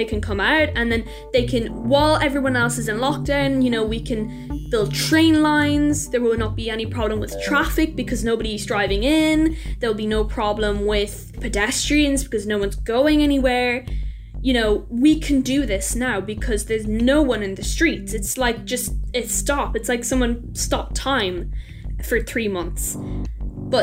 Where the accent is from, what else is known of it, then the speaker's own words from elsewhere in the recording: Limerick, Munster, Ireland; I'm from Limerick and I'm a climate ambassador